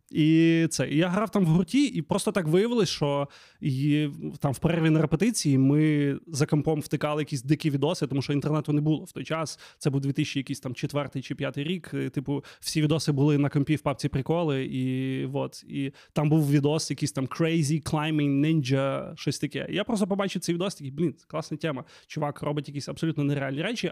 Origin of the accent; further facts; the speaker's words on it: Lviv, Lviv Oblast, Ukraine; я взагалі виріс на Левандівці, тут на район такий собі